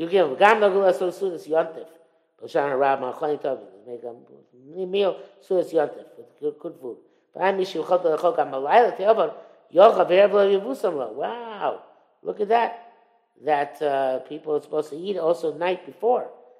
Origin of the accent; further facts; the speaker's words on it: Israel; I was growing up in Israel